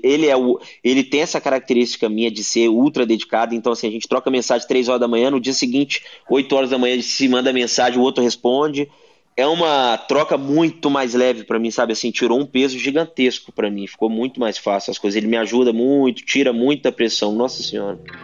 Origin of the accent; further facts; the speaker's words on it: Brazil; eu sou brasileiro, aqui no Brasil